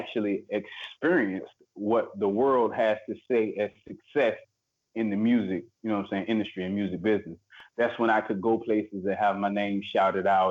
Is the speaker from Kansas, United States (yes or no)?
no; Portsmouth, Virginia, United States; I was born in Portsmouth, grew up in Virginia. I'm from Virginia.